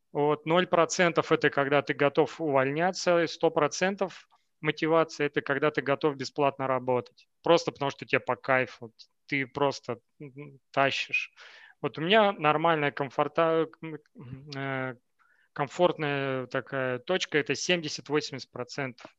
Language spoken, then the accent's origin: Russian; Novokuznetsk, Kemerovo Oblast, Russia; moved away as an adult; also born or lived in Moscow, Russia; now in Portugal; я из Новокузнецка, у нас все замыкается вокруг горной э, промышленности